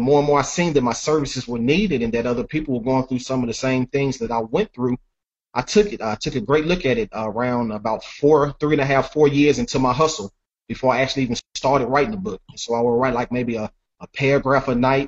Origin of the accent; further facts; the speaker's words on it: Nashville, Tennessee, United States; growing up in Nashville